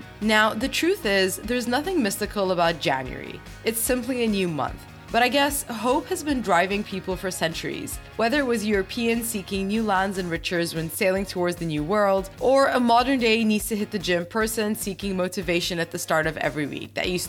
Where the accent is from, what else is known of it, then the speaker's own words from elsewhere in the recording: Bahrain; For the listeners who don't know, I'm from Bahrain, so it's quite nice to have the first female Bahrain guest as well